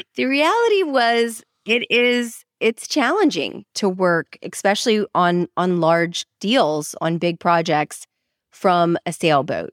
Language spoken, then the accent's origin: English; Dallas, Texas, United States; moved away as an adult; now in New Orleans, United States; I'm from Dallas, Texas originally